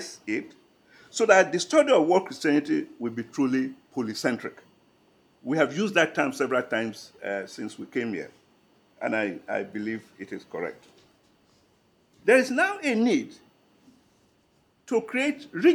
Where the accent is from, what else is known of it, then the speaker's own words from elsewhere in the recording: Nigeria; But I'm a Nigerian